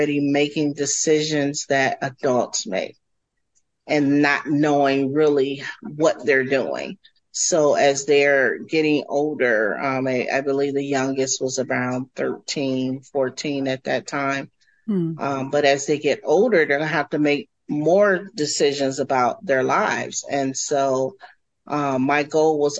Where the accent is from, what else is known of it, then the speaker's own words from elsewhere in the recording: Cleveland, Ohio, United States; also born or lived in Columbus, Ohio; I am originally from Cleveland, Ohio, and have roots in the Columbus area as well